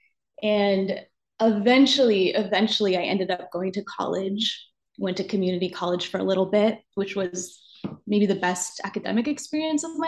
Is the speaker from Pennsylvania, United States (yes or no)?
yes; Pennsylvania, United States; I grew up in Pennsylvania, in a Pennsylvania Dutch family